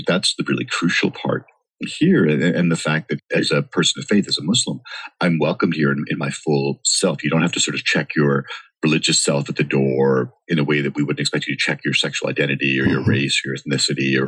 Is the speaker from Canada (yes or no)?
yes; Canada; moved away as an adult; now in Los Angeles, United States; I grew up in Canada